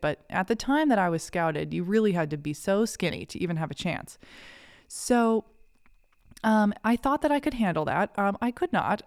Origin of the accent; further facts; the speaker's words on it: Kennebunk, Maine, United States; I grew up in a little town called Kennebunk, Maine